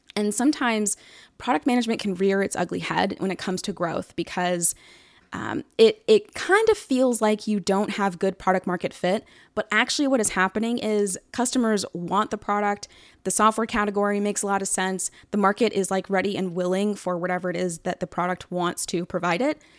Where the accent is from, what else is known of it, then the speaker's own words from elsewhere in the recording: Atlanta, Georgia, United States; I'm from Atlanta